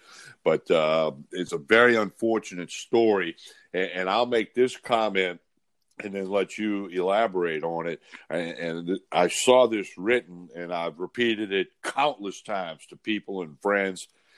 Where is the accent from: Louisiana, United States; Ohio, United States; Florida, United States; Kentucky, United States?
Louisiana, United States; New Orleans; now in Baton Rouge, United States; New Orleans is my hometown. I've been in Baton Rouge for over 25 years now.